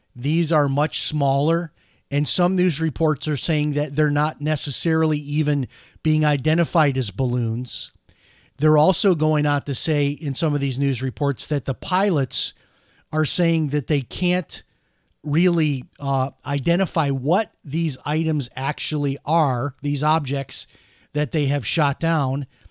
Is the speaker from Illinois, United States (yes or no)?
yes; Chicago, Illinois, United States; now in Orlando, United States; growing up in Chicago